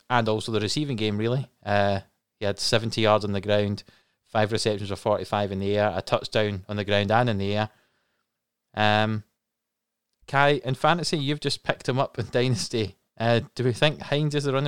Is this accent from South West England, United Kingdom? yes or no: no; Scotland, United Kingdom; as three Scottish people